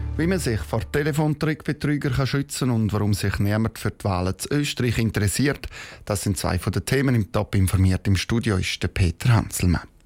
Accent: Switzerland; bei uns in der Schweiz

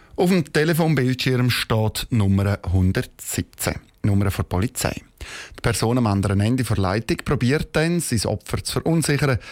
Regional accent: Switzerland; bei uns in der Schweiz

